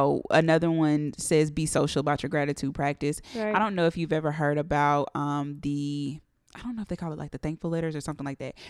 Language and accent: English; College Park, Georgia, United States; I am from Atlanta.